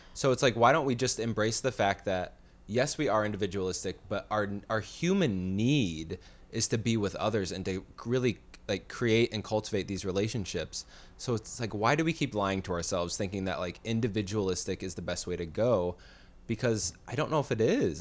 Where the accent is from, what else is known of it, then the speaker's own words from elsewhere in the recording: Chicago, Illinois, United States; now in California, United States; when I came from Illinois to California